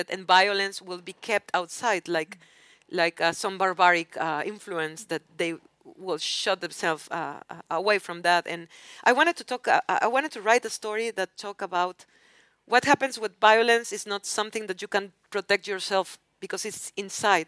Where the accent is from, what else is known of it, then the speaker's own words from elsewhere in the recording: Mexico; English is a second language; growing up in Mexico.